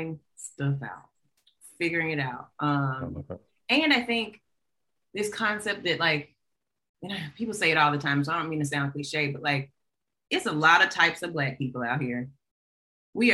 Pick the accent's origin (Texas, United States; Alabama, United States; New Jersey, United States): Alabama, United States; Montgomery; I'm from Alabama.